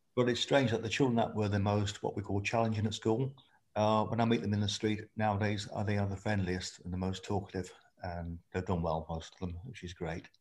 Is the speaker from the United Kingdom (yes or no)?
yes; Lincolnshire, East Midlands, United Kingdom; moved away as an adult; I was born in Lincolnshire, spent my first 18 years there